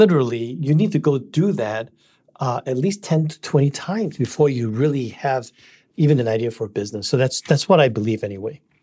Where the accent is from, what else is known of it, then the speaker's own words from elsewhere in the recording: Singapore; moved away as an adult; also born or lived in Malaysia; now in United States; I'm from Singapore. I was born in Malaysia, and then my parents moved to Singapore when I was one year old.